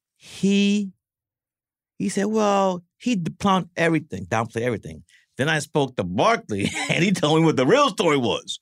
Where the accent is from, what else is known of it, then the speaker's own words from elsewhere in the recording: New York City, New York, United States; growing up in Brooklyn, here's my four guys in Brooklyn.